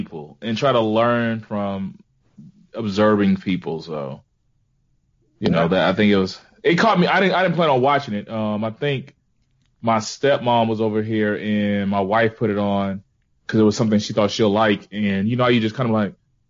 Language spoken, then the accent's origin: English; Mobile, Alabama, United States; I am still from Mobile